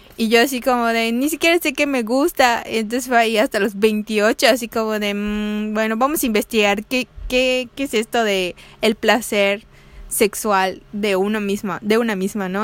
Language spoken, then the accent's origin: Spanish; Yucatán, Mexico; como mujer latina, mexicana, yucateca, aquí en nuestros rumbos